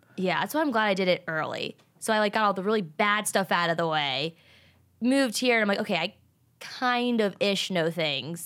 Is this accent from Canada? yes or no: no; Richmond, Virginia, United States; moved away as an adult; also born or lived in Atlanta, Georgia / South Carolina; now in Los Angeles, United States; I'm from Richmond, Virginia